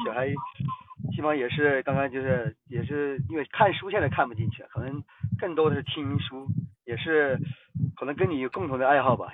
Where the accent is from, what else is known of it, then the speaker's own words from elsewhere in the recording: Guizhou, China; 来自贵州